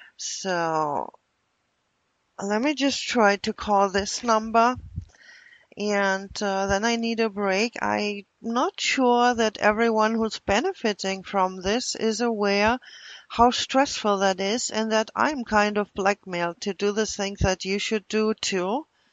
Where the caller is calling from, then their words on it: Milwaukee, Wisconsin, United States; I'm calling from Milwaukee, and this is regarding a group of stalkers who apparently are messing with the FBI phone system.